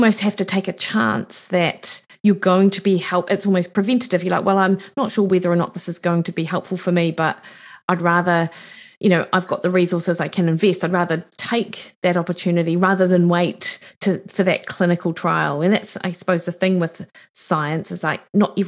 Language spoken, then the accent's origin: English; Dunedin, Otago, New Zealand; now in Auckland, New Zealand; I grew up in Dunedin